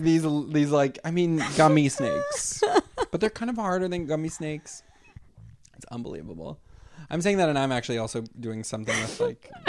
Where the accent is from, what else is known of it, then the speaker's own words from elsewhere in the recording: New York City, New York, United States; growing up in New York City